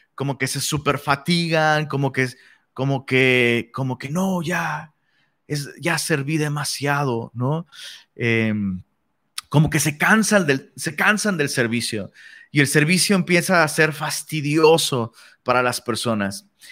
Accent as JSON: {"language": "Spanish", "country": "Mexico", "said": "Somos mexicanos."}